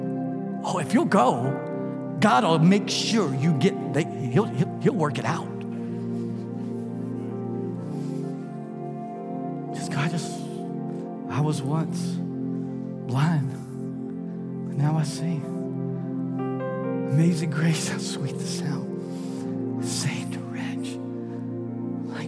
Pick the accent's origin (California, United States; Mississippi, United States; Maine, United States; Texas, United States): Texas, United States; now in Louisiana, United States; I'm from Texas originally, but we got here as soon as we could. We Louisiana people. Louisiana's home.